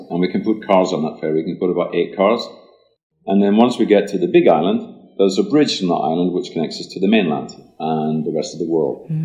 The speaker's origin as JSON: {"language": "English", "region": "Scotland", "country": "United Kingdom", "also_born_or_lived": "Switzerland / Dalian / Shanghai / Australia", "moved": "yes", "lives_now": "Sweden", "said": "Well, I'm originally from Scotland, and uh, after many years of traveling around, I've settled down in Sweden since 1999."}